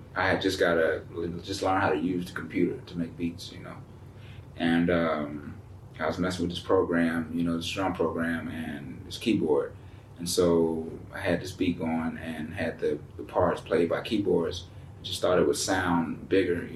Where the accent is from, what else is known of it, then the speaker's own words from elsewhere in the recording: Atlanta, Georgia, United States; being from Atlanta